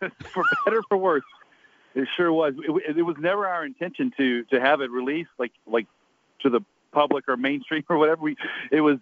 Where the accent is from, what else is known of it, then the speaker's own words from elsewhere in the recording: Atlanta, Georgia, United States; I grew up in downtown Atlanta